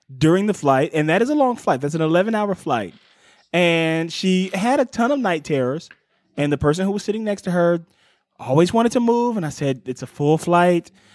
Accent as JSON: {"language": "English", "town": "Cleveland", "region": "Ohio", "country": "United States", "tie": "born or raised there", "said": "my hometown of Cleveland, Ohio"}